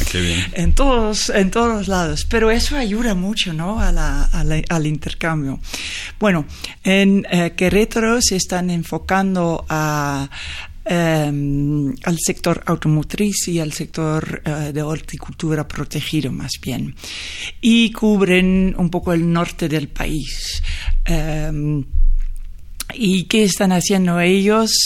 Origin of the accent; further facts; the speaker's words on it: Netherlands; Spanish is a second language; moved away as an adult; now in Mexico; Holanda es un país con una larga tradición de marítima y con una curiosidad en otros países y siempre hemos salido para vender cosas